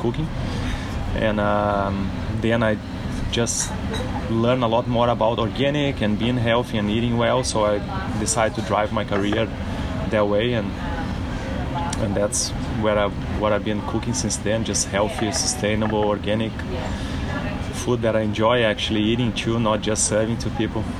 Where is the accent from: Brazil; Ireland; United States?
Brazil; now in Australia; our country too, where we're from